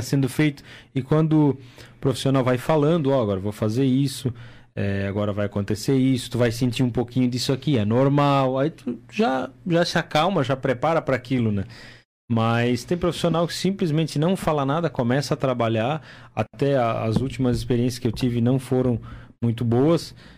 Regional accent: Timbó, Santa Catarina, Brazil; moved away; lá na minha cidade, lá em Timbó

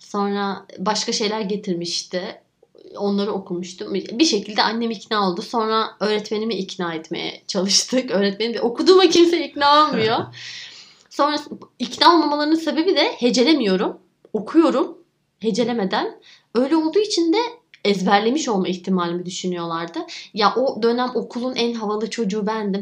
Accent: Giresun, Turkey; also born or lived in Istanbul; Dedemle babaannemin yanına gidiyorum Giresun'a ki çocukluğum çok orada geçti.

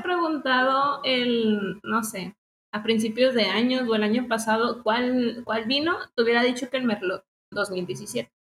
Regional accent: Mexico; como mexicanos tenemos que apoyarlos

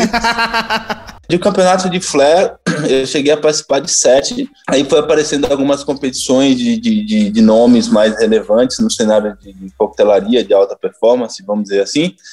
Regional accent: Tapirama, south of Bahia, Brazil; moved away as an adult; also born or lived in Amargosa, Bahia / Belo Horizonte, Minas Gerais; now in São Paulo, Brazil; eu nasci na cidade de Amargosa, no Recôncavo Baiano, mas eu saí de lá com sete meses de idade e Caraca. fui crescer lá pro sul da Bahia, em Tapirama.

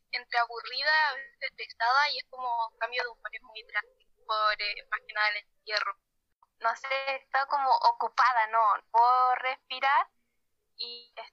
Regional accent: Valparaíso, Chile; voy en primero medio soy de Valparaíso y tengo 14 años.

